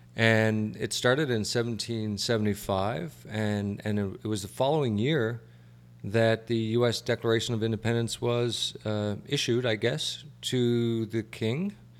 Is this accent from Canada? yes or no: yes; Canada; moved away as an adult; now in United States; I'm a Canadian